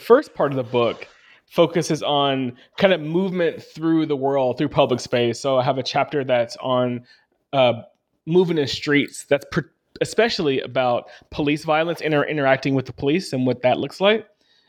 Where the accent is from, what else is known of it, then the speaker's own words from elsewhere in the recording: Arkansas, United States; growing up in Arkansas and seeing Confederate flags pretty regularly, especially on people's cars